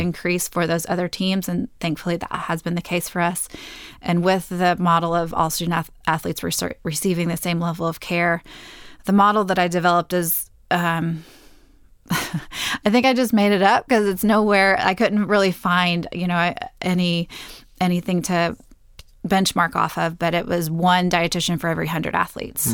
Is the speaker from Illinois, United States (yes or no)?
no; Texas, United States; moved away as an adult; also born or lived in San Diego, California; I'm a Texan